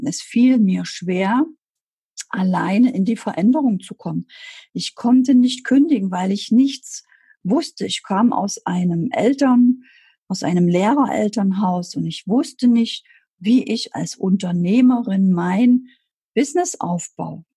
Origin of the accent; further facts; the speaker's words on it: Germany; Ich bin 1978 in der DDR geboren. Ich bin also aufgewachsen in einem System, wo ich mich nicht wohlfühlte.